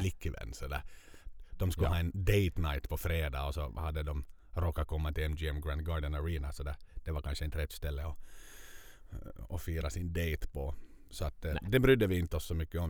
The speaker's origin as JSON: {"language": "Swedish", "town": "Vaasa", "region": "Ostrobothnia", "country": "Finland", "said": "varifrån vi kommer, från Vasa."}